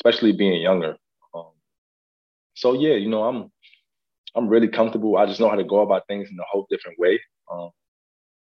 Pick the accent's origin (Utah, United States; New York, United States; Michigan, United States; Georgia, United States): New York, United States; I'm from New York